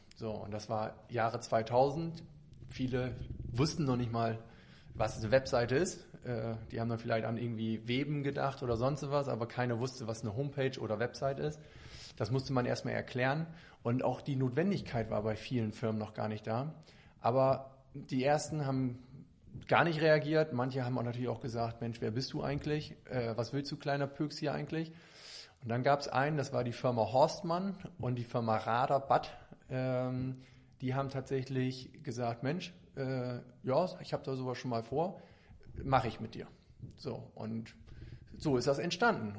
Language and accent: German; Lemwerder, Lower Saxony, Germany; moved away as an adult; now in Bremen, Germany; ich bin äh, gebürtig, komme ich aus Lemwerder